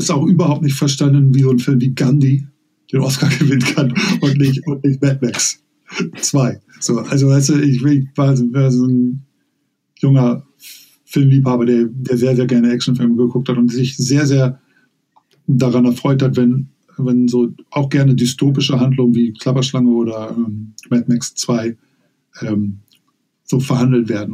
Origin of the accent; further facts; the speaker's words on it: Hamburg, Germany; also born or lived in Lower Saxony; aufgewachsen in Niedersachsen ähm, bis zu meinem neunten Lebensjahr. Ich bin 1977 nach Hamburg gezogen